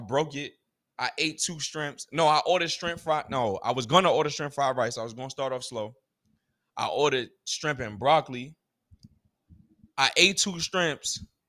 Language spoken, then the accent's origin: English; United States; as a American that, a black American, a African American